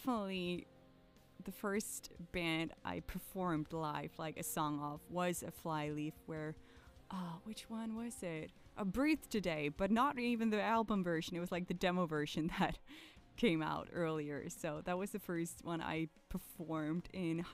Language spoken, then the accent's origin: English; an hour north of Copenhagen, Capital Region of Denmark, Denmark; now in Copenhagen, Denmark; So it's like an hour north of Copenhagen, pretty much suburbs in the middle of the woods. There's a small city of just 1500 people where I was born and raised